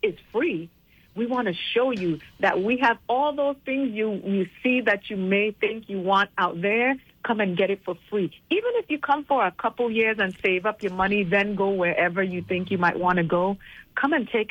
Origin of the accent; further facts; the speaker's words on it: St. Thomas, U.S. Virgin Islands; also born or lived in Hampton, Virginia; I was born and raised here in St. Thomas